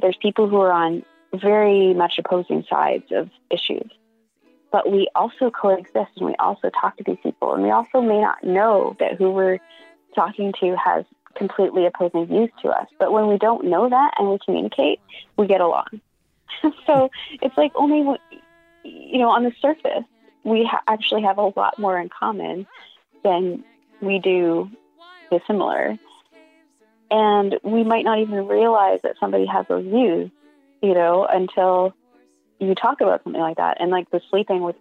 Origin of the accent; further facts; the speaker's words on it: Canada; I'm Canadian